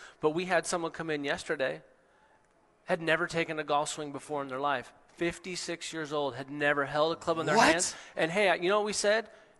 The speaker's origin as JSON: {"language": "English", "area": "Seattle, Tacoma area", "region": "Washington", "country": "United States"}